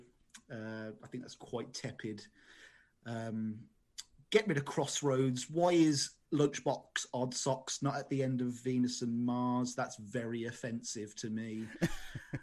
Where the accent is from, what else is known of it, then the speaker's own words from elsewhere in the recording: Birmingham, West Midlands, United Kingdom; I am from Birmingham